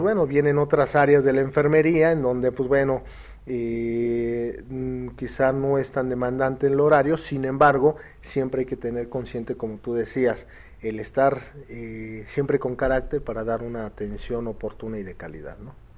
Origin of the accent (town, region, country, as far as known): Mexico